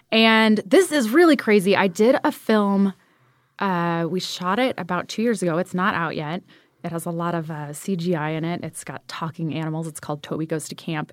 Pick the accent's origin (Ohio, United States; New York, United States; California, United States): California, United States; Ventura; moved away as an adult; Born in Ventura, California